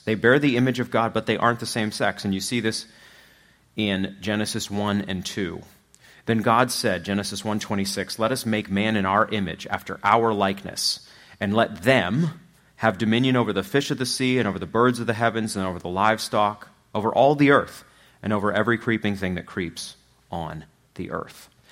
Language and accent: English; Machias, Maine, United States; also born or lived in Louisville, Kentucky; now in Platte County, Missouri, United States; I'm from Machias